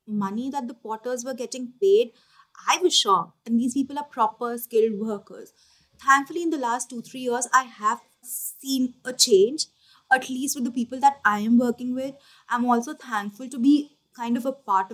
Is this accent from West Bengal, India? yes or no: yes; Kolkata, West Bengal, India; We have this area in Calcutta called Kumartoli